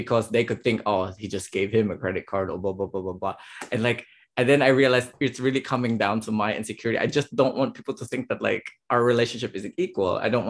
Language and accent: English; Philippines; now in Germany; I'm the Filipino